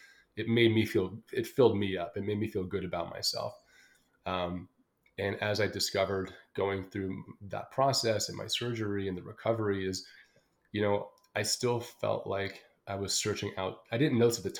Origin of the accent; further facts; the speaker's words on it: Los Angeles, California, United States; moved away as an adult; also born or lived in London; I was born and raised in Los Angeles, California